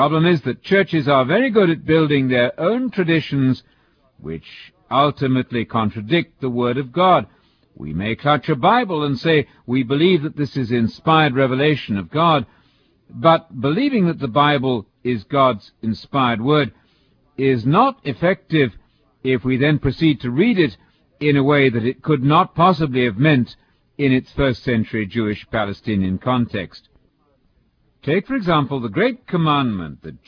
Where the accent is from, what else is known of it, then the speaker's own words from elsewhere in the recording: England, United Kingdom; if I come to the States as an Englishman